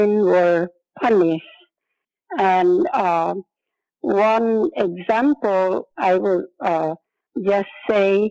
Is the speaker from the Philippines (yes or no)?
no; Northern Mariana Islands; born or raised there